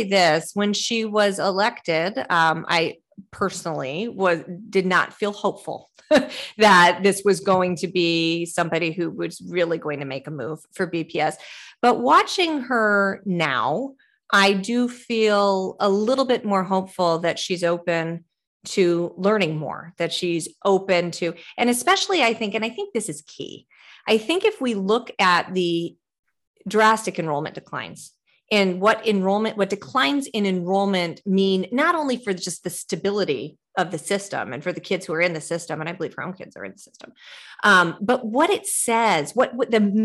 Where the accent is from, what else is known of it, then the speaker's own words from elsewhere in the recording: Midwest, United States; now in Boston, United States; I'm a Midwesterner by birth. So I say, you know, when I moved to Boston